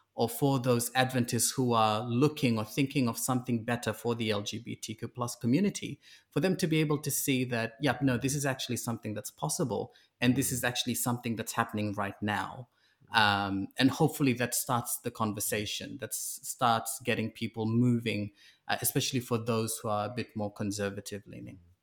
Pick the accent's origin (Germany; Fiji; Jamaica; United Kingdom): Fiji; also born or lived in New Zealand; now in Sydney, Australia; I grew up in Fiji, I was transplanted to New Zealand